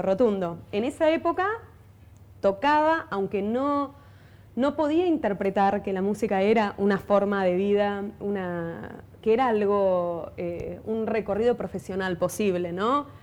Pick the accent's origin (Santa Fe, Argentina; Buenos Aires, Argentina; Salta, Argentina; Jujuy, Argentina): Buenos Aires, Argentina; yo soy de Buenos Aires, soy porteña